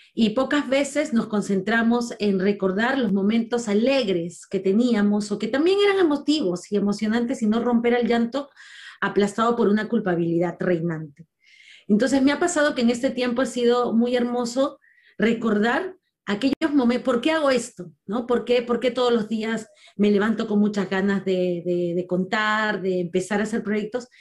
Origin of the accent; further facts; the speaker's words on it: Lima, Peru; en una zona muy difícil de habitar en Lima porque en el año en que yo nací, el lugar donde yo nací era considerado en muchos casos el segundo lugar más peligroso de Latinoamérica.